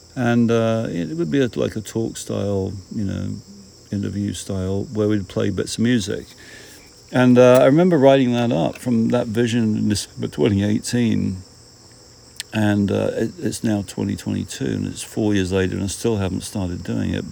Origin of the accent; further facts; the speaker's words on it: United Kingdom; being a British person